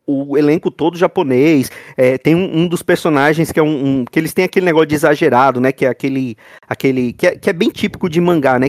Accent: Brazil; nós somos Brasileiros

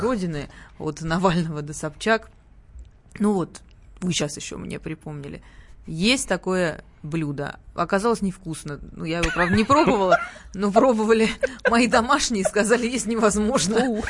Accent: Sochi, Krasnodar Krai, Russia; moved away; откуда я родом, э, на Кубани и в Сочи

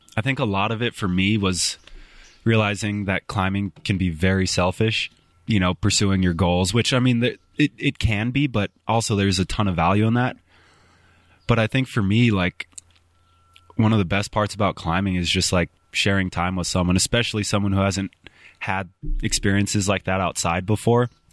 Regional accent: Spokane, Washington, United States; moved away as an adult; now in Bozeman, United States; growing up in Spokane from ten to eighteen, and then moving to Bozeman, eighteen to, I'm twenty-six now.

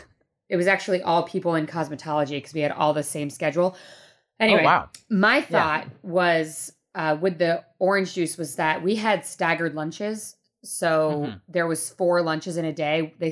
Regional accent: Rhode Island, United States; Well, I'm from Rhode Island.

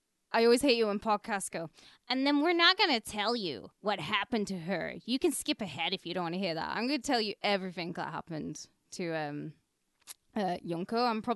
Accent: United Kingdom; Being British

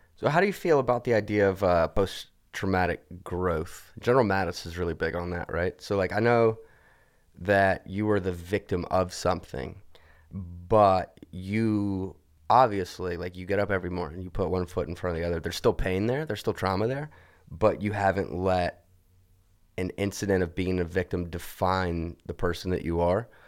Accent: Alabama, United States; I'm from Alabama, went to an evangelical church

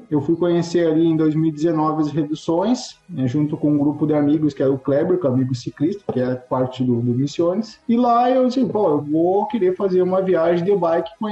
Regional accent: Santa Maria, Rio Grande do Sul, Brazil; now in Ijuí, Brazil; Eu, eu sou natural de Santa Maria, aqui no Rio Grande do Sul

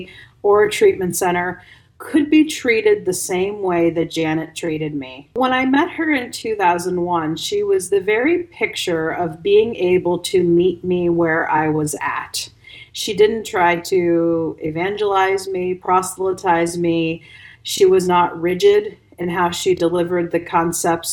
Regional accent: Ohio, United States; moved away as an adult; also born or lived in Bosnia and Herzegovina; I'm from Ohio

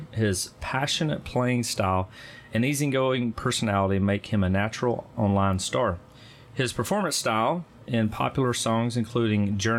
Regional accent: United States; also born or lived in Arkansas / Texas; now in Nashville, United States; I'm from Arkansas and Texas.

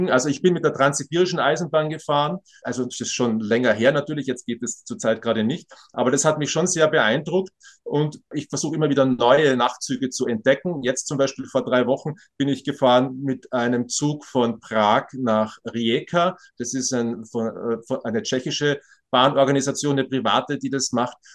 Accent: Graz, Styria, Austria; Ich komme aus Graz, es ist eine mittelgroße Stadt in Österreich

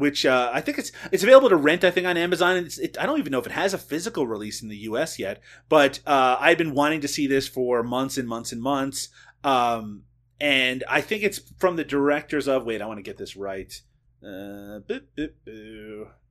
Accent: Canada; I am Canadian

